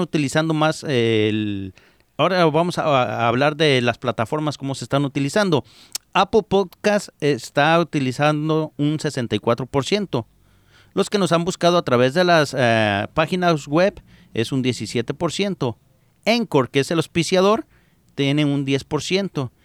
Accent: Jalisco, Mexico; moved away as an adult; now in United States; me fui a, Jalisco

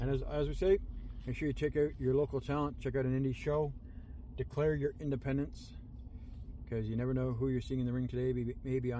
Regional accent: Canada; Cana- being Canadian proud, we are certainly happy that.

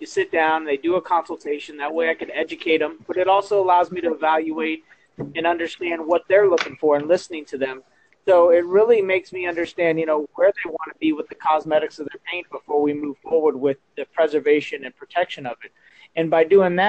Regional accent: South Florida, United States; now in Melbourne, Florida, United States; I'm a Floridian. I was born and raised in South Florida. I moved up to Central Florida into this area where my home and business is. I've been here since I was 14 years old

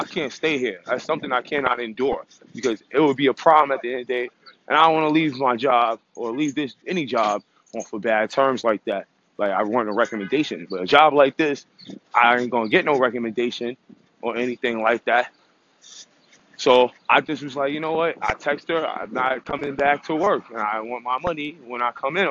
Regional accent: United States; I'm American

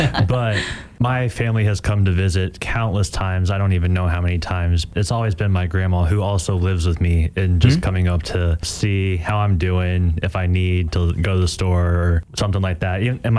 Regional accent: San Antonio, Texas, United States; moved away; I'm from San Antonio, Texas.

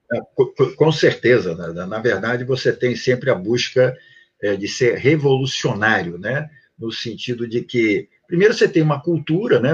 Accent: Rio de Janeiro, Brazil; also born or lived in Prague, Czech Republic; Nasci em Praga e vim para cá com três anos de idade. Meus pais eh, fugiram lá do comunismo e de lá para cá sempre vivi, morei no Rio de Janeiro

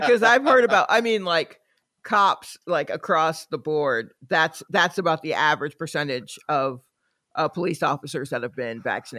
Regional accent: the South, United States; I grew up in the South.

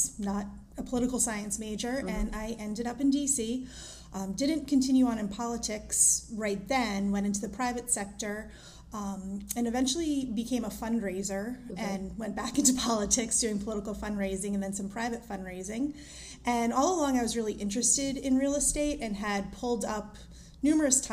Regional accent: New Jersey, United States; moved away as an adult; also born or lived in Boston; now in Washington, D.C., United States; I'm originally from New Jersey.

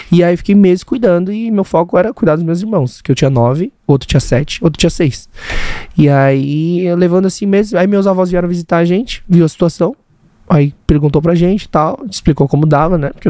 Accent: Brazil; Nasci no Brasil, sou a primeira geração dos coreanos, é, de, de, né, de coreanos no Brasil. É, porque meus pais vieram, meu tio e meu pai vieram com meus avós.

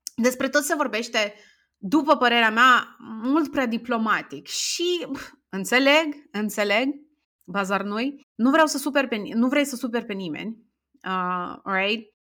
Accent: Strășeni, Strășeni District, Moldova; m-am născut în orașul Strășeni, sunt din Republică

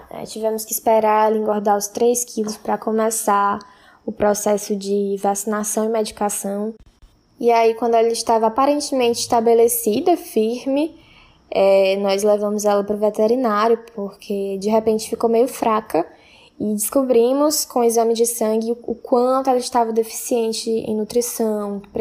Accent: Itapajé, Ceará, Brazil; antecipo que não sou de Fortaleza, eu sou de Tapajé, uma cidade que fica a 120 quilômetros da capital, Tive o privilégio de passar boa parte da minha infância numa casa bem espaçosa

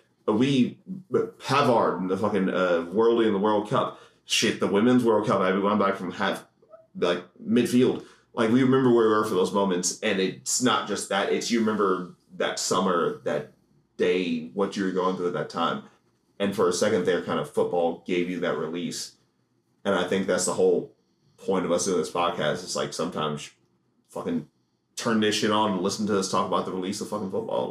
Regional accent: Ohio, United States; I'm from Ohio

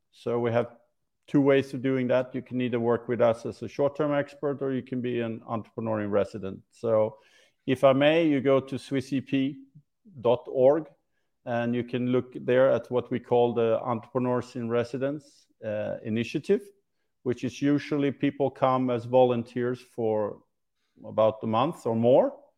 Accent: Sweden; moved away; I'm from Sweden

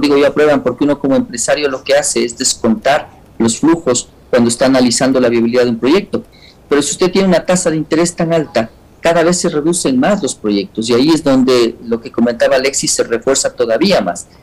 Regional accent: Ecuador

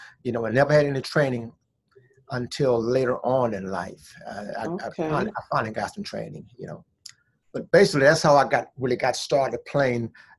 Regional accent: Washington, District of Columbia, United States; also born or lived in Vaughnville, South Carolina; But I grew up there until I was like 6 years old. And then my mom's, after I got six, she brought me up here to Washington, D.C.

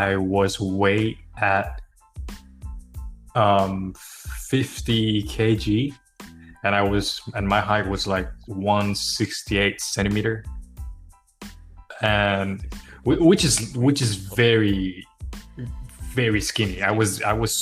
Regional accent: Thailand; now in Washington, United States; I'm from Thailand, but nowadays I live in the US, Washington

